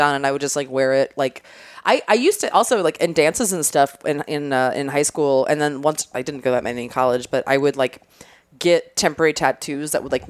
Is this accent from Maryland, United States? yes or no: yes; Maryland, United States; moved away; So Ocean City, Maryland is like the beach I always went to growing up. I'm from Maryland originally.